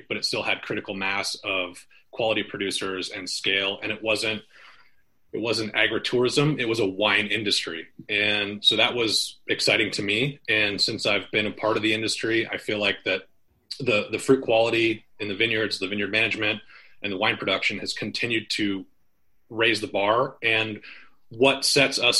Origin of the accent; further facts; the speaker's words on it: Michigan, United States; moved away as an adult; now in Washington, United States; I'm from Michigan originally. I moved out to Washington 2000, 2001